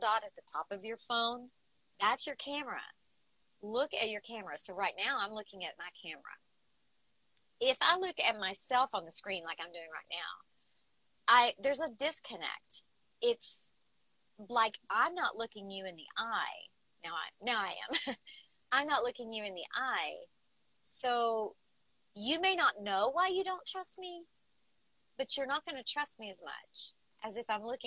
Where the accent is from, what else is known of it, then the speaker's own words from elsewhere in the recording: the South, United States; I'm from the South.